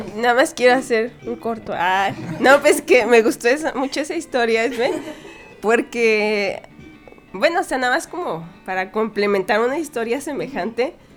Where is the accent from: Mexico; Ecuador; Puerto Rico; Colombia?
Mexico; como mexicana tal vez sí, siempre he podido viajar libremente por México